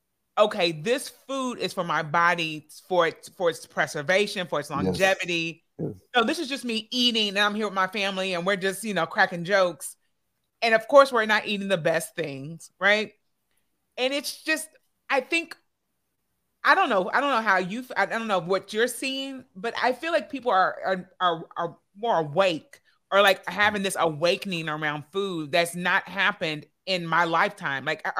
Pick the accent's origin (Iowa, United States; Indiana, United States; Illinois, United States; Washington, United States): Indiana, United States; Evansville; growing up in America, and I grew up in the Midwest, I'm from Evansville, Indiana.